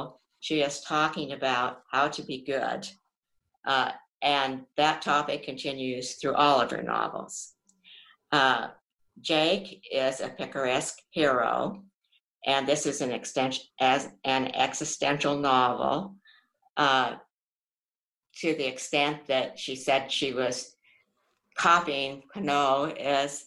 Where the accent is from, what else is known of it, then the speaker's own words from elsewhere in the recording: United States; as an American